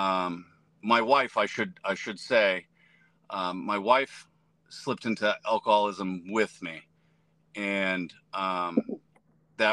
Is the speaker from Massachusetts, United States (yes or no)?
yes; Methuen, Massachusetts, United States; I am from Methuen, Massachusetts